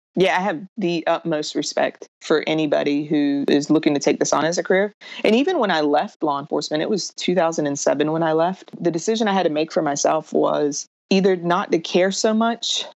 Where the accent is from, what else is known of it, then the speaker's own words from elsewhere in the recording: Raleigh, North Carolina, United States; I was born and raised in Raleigh, North Carolina